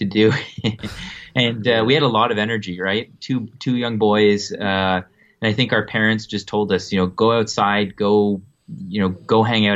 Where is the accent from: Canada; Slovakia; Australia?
Canada; Ottawa, Ontario; also born or lived in New Brunswick, Canada / Vienna, Austria / Munich, Germany; I was born in Canada on the East Coast in New Brunswick, and grew up in Ottawa